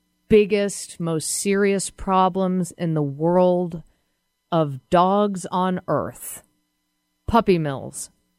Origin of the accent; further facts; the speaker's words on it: Massachusetts, United States; now in Seattle, United States; I'm from Massachusetts, born and raised, and live in Seattle, a city that I adore.